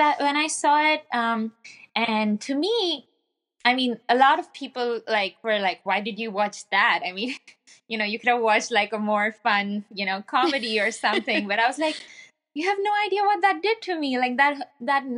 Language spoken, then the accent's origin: English; India; moved away as an adult; also born or lived in Mumbai; now in Pittsburgh, United States; I'm originally from India, and I came to Pittsburgh, Pennsylvania in the U.S. for a master's program 2 years ago